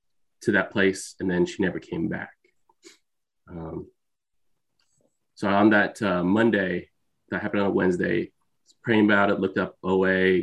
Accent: Bay Area, California, United States; I'm Filipino. I'm the son of immigrants. I'm from the Bay Area

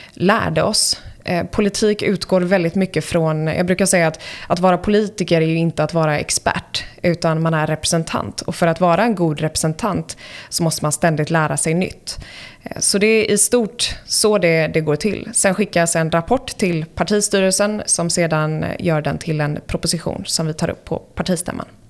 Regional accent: United States; born or raised there; moved away as an adult; also born or lived in Sweden; now in Stockholm, Sweden

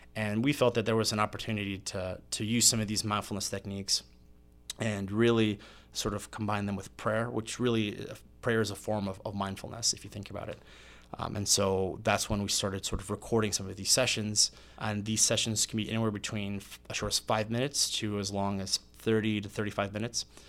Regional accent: Meridian, Mississippi, United States; moved away as an adult; also born or lived in Puerto Rico / Biloxi, Mississippi / Indiana; grew up and went to high school in Meridian, Mississippi

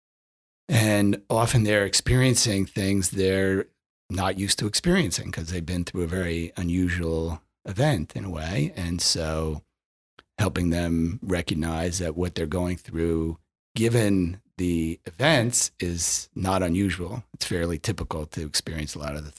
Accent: Westchester County, New York, United States; I grew up in Westchester County.

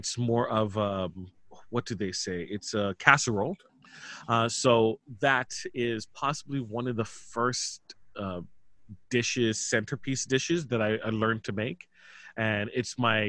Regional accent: Toronto, Ontario, Canada; I was born in Toronto, Ontario, Canada

